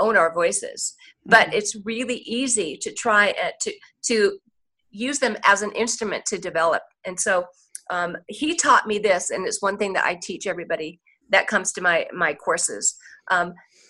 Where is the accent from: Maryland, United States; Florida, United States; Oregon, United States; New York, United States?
Oregon, United States; Portland; I'm from Portland, Oregon